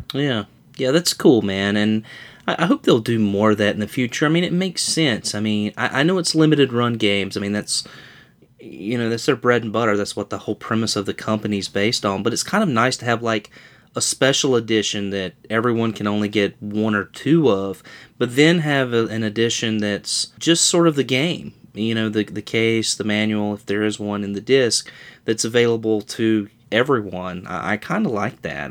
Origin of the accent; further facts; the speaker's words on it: North Carolina, United States; I'm from North Carolina